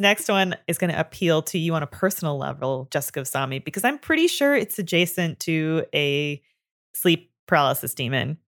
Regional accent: Canada; I am from Canada and we grew up learning French

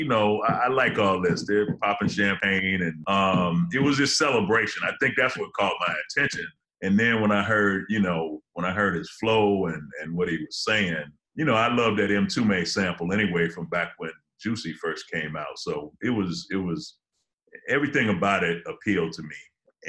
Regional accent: Detroit, Michigan, United States; now in Los Angeles, United States; Well, I'm from Detroit, but I'm living in L.A., so I got to rep the West just on GP.

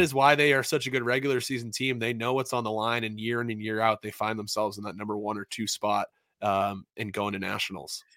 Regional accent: New England, United States; I was just like any other kid growing up in New England

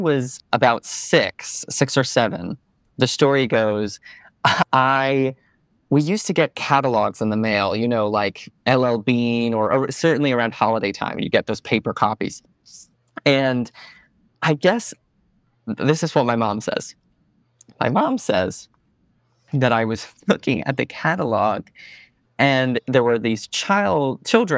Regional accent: Stamford, Connecticut, United States; moved away as an adult; now in New York City, United States; I grew up in Stamford, Connecticut

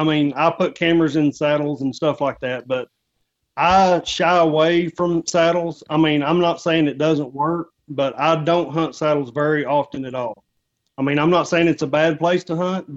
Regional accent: just north of Texarkana, Southwest Arkansas, United States; moved away as an adult; now in Ozark Mountains, Arkansas, United States; I'm originally from Southwest Arkansas, just north of Texarkana. That's where I spent most of my childhood

